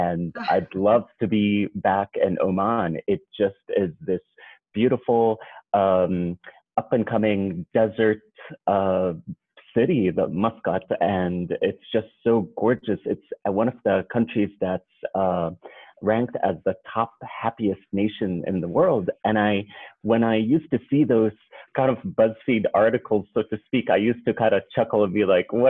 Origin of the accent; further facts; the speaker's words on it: Jordan; moved away as an adult; now in United States; And I'm originally from Jordan, and I moved to the United States 12 years ago as an international student.